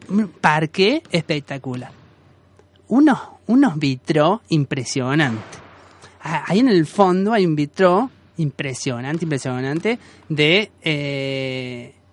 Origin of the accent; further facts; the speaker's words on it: Pilcaniyeu, Río Negro, Argentina; also born or lived in Villa María; ¿Sabés que yo soy medio cordobés? Pero en realidad yo soy pilcanillaunce.